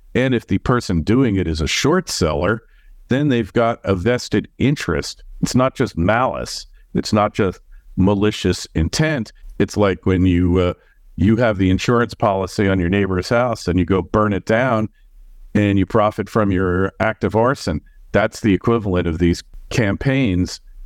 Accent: New York, United States; Being a New Yorker

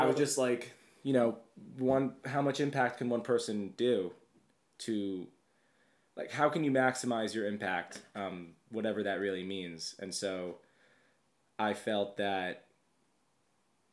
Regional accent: Long Island, New York, United States; I'm from Long Island

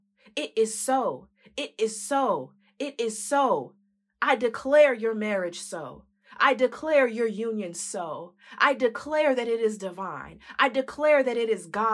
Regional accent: San Diego, California, United States; the church I grew up in San Diego, California

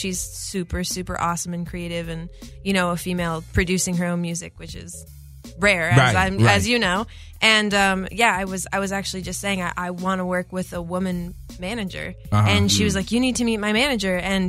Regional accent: Midwest, United States; I'm from the Midwest.

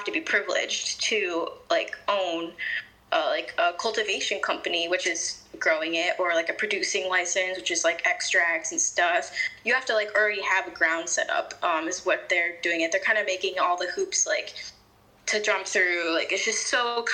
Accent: Chicago, Illinois, United States; so I'm from Chicago, but the Chicago suburbs

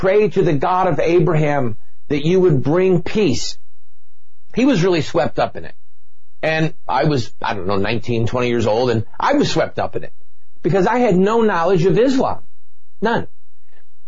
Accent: United States; as an American

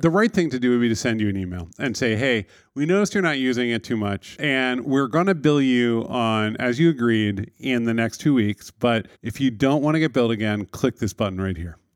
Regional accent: New York City, New York, United States; as a New Yorker

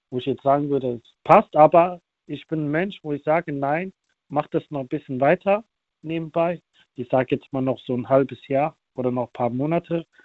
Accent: Germany; Ähm, ich bin auch hier in Deutschland dann auch geboren und aufgewachsen

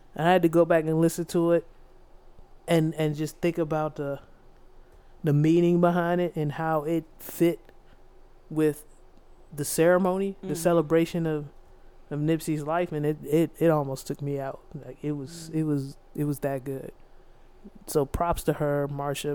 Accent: District Heights, Maryland, United States; growing up where we grew up in District Heights.

